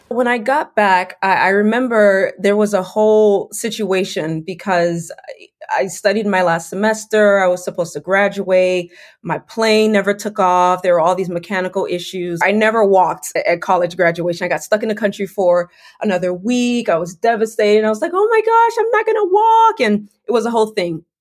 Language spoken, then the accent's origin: English; Fort Lauderdale, Florida, United States; also born or lived in Medellin, Colombia / Valencia, Spain / London, England; now in Washington, DC, United States; I grew up in the South Florida area, specifically Fort Lauderdale, which is about 30 to 45 minutes north of Miami.